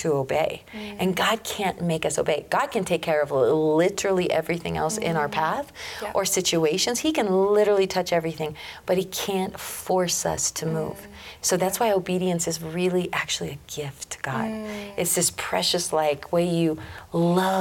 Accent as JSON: {"language": "English", "region": "Colorado", "country": "United States", "tie": "born or raised there", "also_born_or_lived": "Russia", "said": "Born and raised in Colorado, Colorado native. I grew up as a farmer, rancher in a small community."}